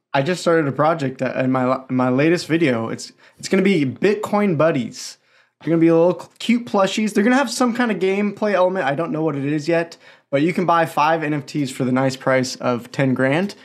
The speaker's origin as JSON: {"language": "English", "area": "the Northwest, near Portland", "region": "Pacific Northwest", "country": "United States", "tie": "born or raised there", "said": "Born and raised in the Northwest"}